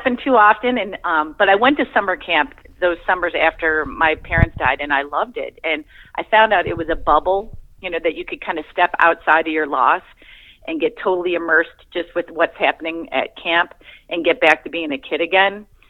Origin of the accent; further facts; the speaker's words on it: Michigan, United States; So I grew up in Michigan